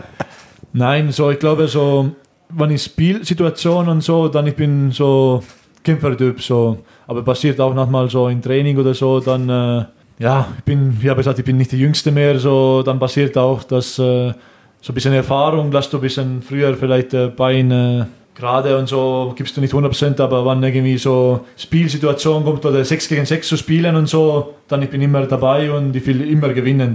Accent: Estonia; German is a second language; moved away as an adult; also born or lived in Switzerland; now in Germany; Ich komme aus Estland

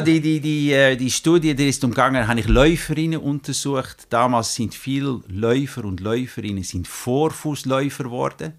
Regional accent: Netherlands; German is a second language; moved away as an adult; now in Grenchen, Switzerland; Ich bin Holländer, ich bin aber schon, jetzt muss ich studieren, 33 Jahre in der Schweiz

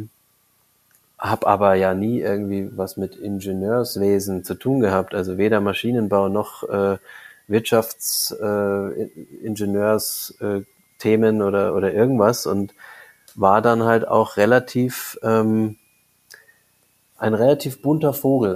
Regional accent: Munich, Bavaria, Germany; komme aus München, also ich bin im Landkreis München aufgewachsen, in München geboren

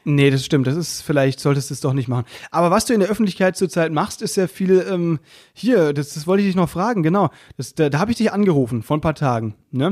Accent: Müllheim, Baden-Württemberg, Germany; Bei uns in Müllheim

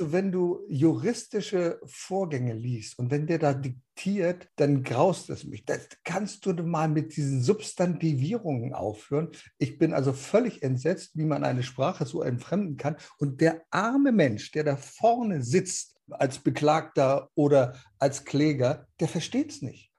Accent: Berlin, Germany; moved away; in meiner alten Heimat. Da warst in Berlin.

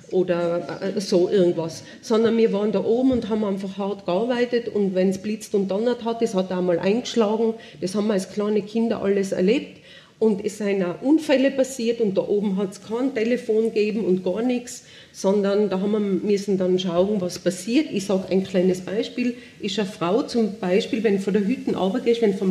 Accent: Tyrol, Austria; ich bin auf der Bettelwurfhütten oben aufgewachsen. Ich war zwei Jahre und meine Eltern haben die übernommen 1958.

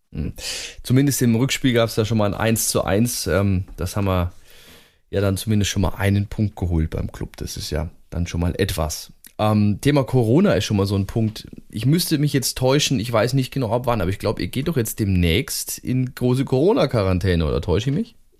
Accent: Germany; bei uns in Deutschland

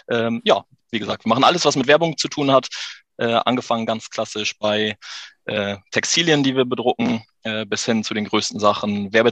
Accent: Haren, Lower Saxony, Germany; bin 33, komme aus Haaren an der Ems, bin ein äh, waschechter Emsländer, geboren in Haaren

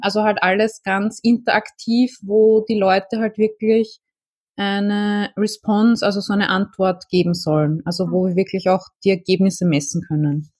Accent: Vienna, Austria; ich komme aus Wien

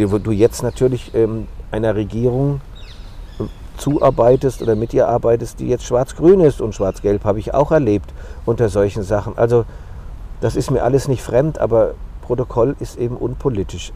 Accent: Frankfurt am Main, Hesse, Germany; diese Frankfurter Fahne, mein Geburtsort

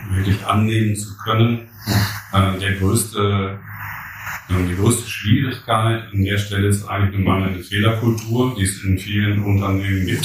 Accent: Germany; wir ähm, als Deutsche

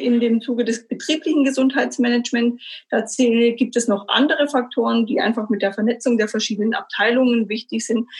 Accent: Stuttgart, Baden-Württemberg, Germany; Ich bin gebürtige Stuttgarterin, habe ganz äh, solide meine Schule zu Ende gebracht

